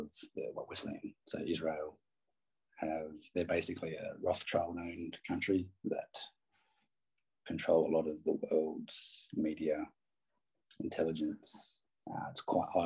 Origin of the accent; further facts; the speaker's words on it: New South Wales, Australia; now in Perth, Australia; I grew up in New South Wales too. Just so people know, I've lived in Perth since 96.